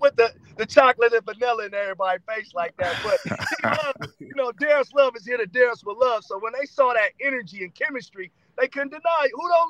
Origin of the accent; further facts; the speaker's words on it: Los Angeles, California, United States; So I was I was bussed from Watts, California into Hollywood.